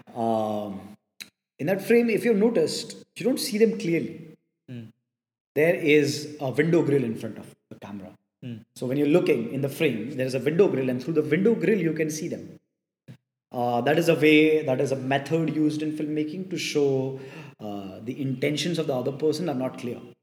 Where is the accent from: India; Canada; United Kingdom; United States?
India